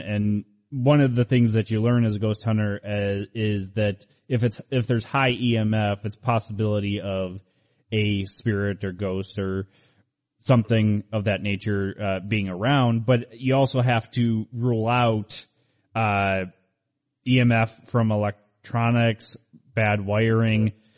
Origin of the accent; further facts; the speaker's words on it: Cleveland, Ohio, United States; moved away; I'm originally from Cleveland, Ohio